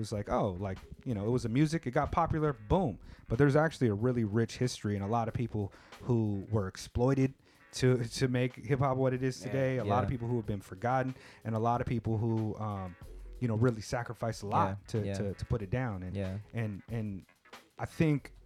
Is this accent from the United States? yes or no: yes; California, United States; also born or lived in San Jose, California; I'm from California